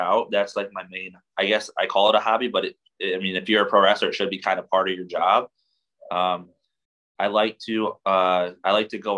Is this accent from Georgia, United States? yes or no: no; Michigan, United States; I'm from Michigan.